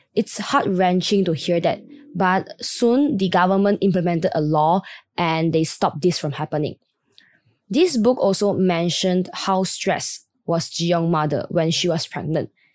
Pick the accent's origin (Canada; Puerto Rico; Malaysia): Malaysia; I was born and raised in Malaysia